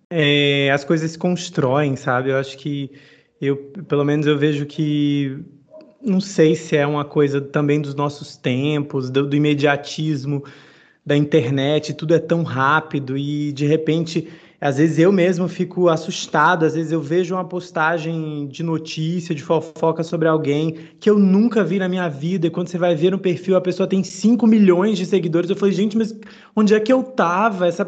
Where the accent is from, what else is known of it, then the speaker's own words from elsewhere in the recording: Northeast Region, Brazil; o Nordeste, pô, eu sou nordestino, eu, o, meu sonho, o meu sonho sempre foi voltar